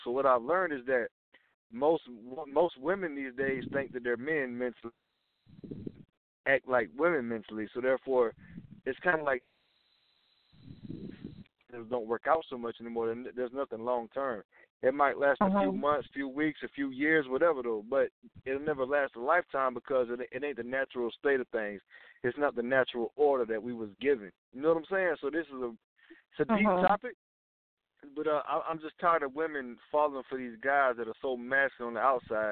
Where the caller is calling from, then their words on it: Georgia, United States; I'm calling from Georgia.